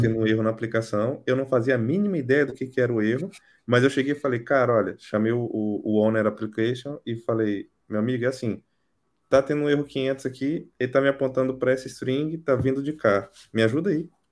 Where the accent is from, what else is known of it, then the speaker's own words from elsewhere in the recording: Brazil; moved away as an adult; now in Portugal; Eu saí do Brasil faz um, faz um tempo já